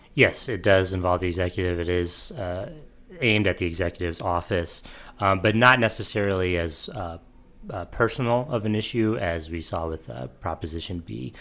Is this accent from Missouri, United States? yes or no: yes; St. Louis, Missouri, United States; I'm from Saint Louis as well